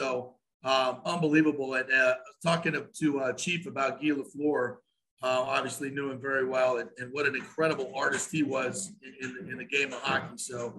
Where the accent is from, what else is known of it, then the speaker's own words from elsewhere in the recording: South Florida, United States; now in Tampa Bay, United States; I grew up in South Florida, so I wasn't a big hockey fan until I got to Tampa Bay in 97